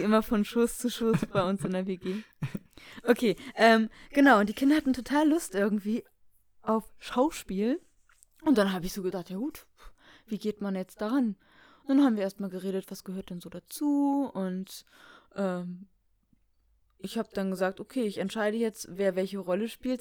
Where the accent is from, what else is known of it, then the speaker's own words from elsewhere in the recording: Baltic Sea coast, Germany; moved away as an adult; also born or lived in Hamburg; habe ich Alex mal meine Heimat gezeigt